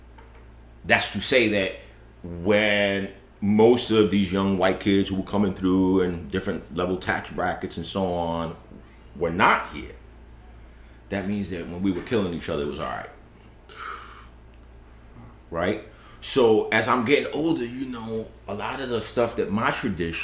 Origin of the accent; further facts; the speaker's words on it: New York, United States; I grew up in East Harlem.